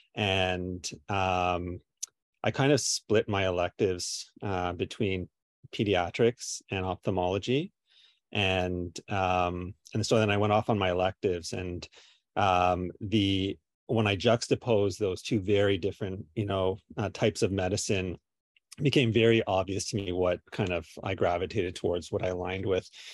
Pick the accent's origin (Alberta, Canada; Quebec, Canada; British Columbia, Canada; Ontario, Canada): Ontario, Canada; Kingston; I'm from Kingston